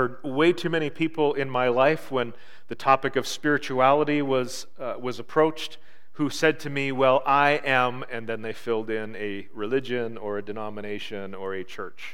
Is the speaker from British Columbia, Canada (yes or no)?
no; Marathon, Ontario, Canada; When I grew up in Marathon, kitty corner, almost right across from our house, was a street, a crescent.